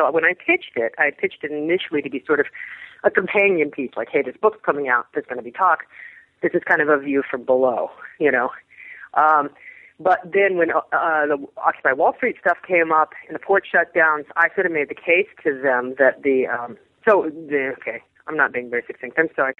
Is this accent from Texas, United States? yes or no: yes; Texas, United States; born there; I was born in Texas. My parents are both Texans